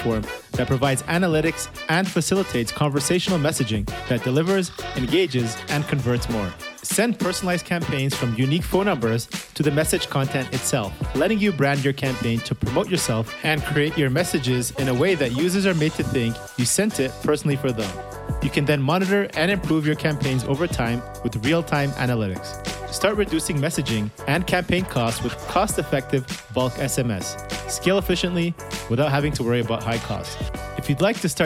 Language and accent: English; Canada; I'm from Canada